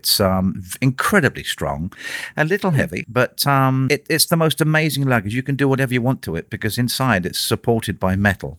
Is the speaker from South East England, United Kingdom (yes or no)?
yes; Portsmouth, South East England, United Kingdom; born there; I was born in England, in a place called Portsmouth, which is in a borough called Hampshire.